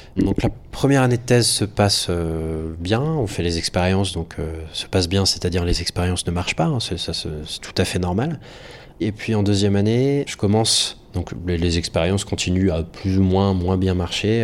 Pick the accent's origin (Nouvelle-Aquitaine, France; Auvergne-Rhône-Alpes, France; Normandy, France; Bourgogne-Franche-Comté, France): Nouvelle-Aquitaine, France; Poitiers; moved away as an adult; also born or lived in Brest; now in Paris, France; je suis breton, je suis né à Brest à la base. Et ensuite, on a déménagé en, Poitou-Charentes, à Poitiers. Et je suis resté là-bas jusqu'en bac plus 2